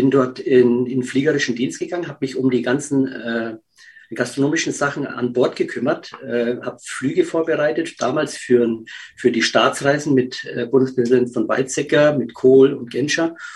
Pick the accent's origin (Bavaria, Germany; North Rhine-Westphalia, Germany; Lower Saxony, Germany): Bavaria, Germany; Neuburg an der Donau; habe dann in meiner Heimatstadt, in Neuburg an der Donau, ähm, mir ein Lokal schon rausgesucht